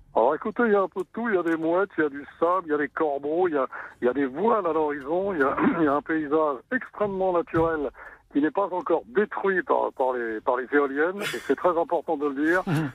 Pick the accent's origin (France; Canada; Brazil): France; Brittany; je suis originaire de la Dutte